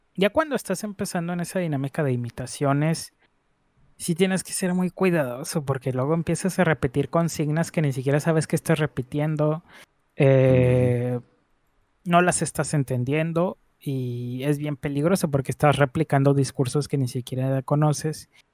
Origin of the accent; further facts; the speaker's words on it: northern Mexico, Mexico; aquí somos, así somos en el norte, somos bien jale, pero también somos bien, bien tomadores